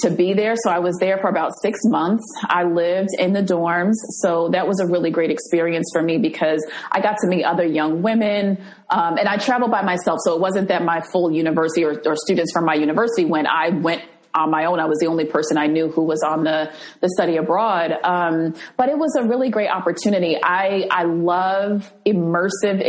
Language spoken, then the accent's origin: English; New Jersey, United States; the apartment where I grew up in New Jersey